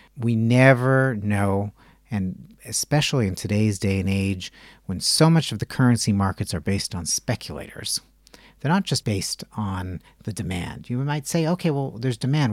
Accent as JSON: {"language": "English", "country": "Canada", "moved": "yes", "lives_now": "Israel", "said": "I'm Canadian"}